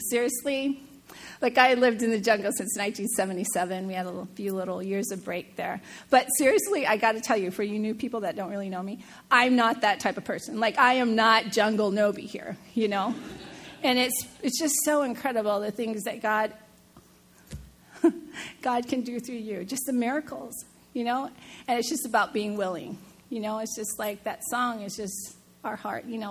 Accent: Seattle, Washington, United States; moved away; I'm from Seattle, the home of Starbucks

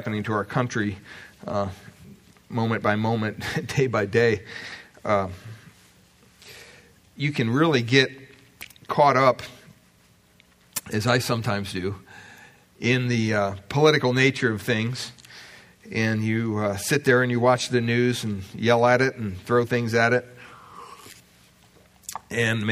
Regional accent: United States; growing up in America

